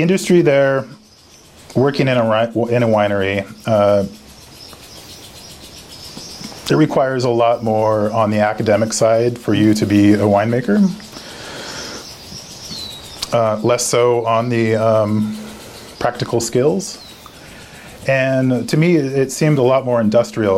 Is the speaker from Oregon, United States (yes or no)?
yes; Oregon, United States; also born or lived in France; I'm from Oregon. I'm a fifth generation Oregonian.